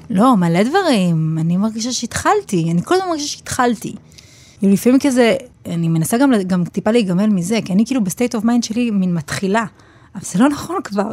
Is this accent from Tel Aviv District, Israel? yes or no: no; Petah Tikva, Central District, Israel; אני מפתח תקווה ואני לשם שייכת